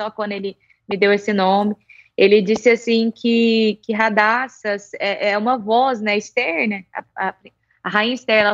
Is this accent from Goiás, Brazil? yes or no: yes; Rio Verde, Goiás, Brazil; also born or lived in Goiânia, Brazil; eu sou natural de Rio Verde aqui ah. mesmo, mas eu morei muito tempo também em Goiânia, então fico entre Goiânia e Rio Verde